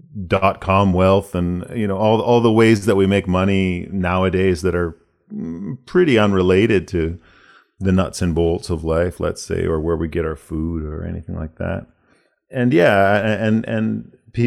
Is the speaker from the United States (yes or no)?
yes; United States; born there; I was born in the States and I spend an awful lot of time down there touring. All my extended family are there.